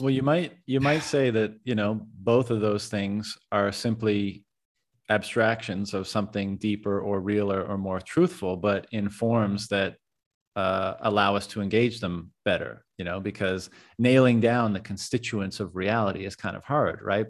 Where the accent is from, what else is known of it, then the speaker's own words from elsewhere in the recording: Canada; moved away; I'm a Canadian as well